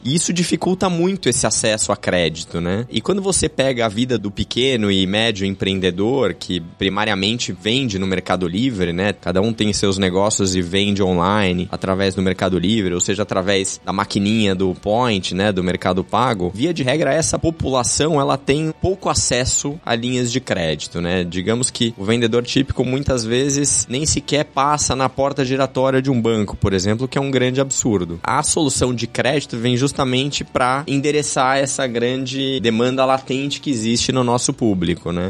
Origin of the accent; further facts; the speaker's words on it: Brazil; todos nós que somos brasileiros aqui